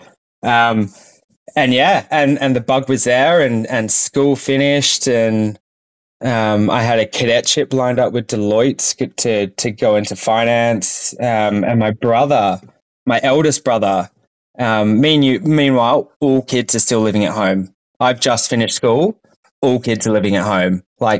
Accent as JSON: {"language": "English", "town": "Sydney", "region": "New South Wales", "country": "Australia", "tie": "born or raised there", "said": "Yeah, so I actually grew up in Sydney on the North Shore, and we were a big family."}